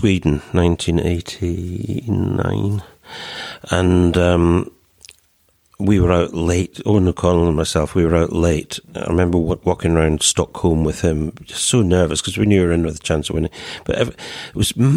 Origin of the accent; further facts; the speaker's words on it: London, United Kingdom; also born or lived in Scotland; born in London, played for England, lived in England for 50-odd years, but heart and roots in Scotland.